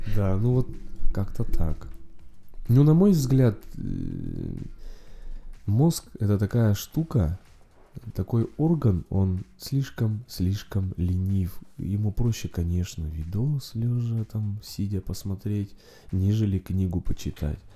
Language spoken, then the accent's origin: Russian; Urals, Russia; moved away as an adult; now in Saint Petersburg, Russia; так как родом с Урала и в Питере относительно недавно живу, пару лет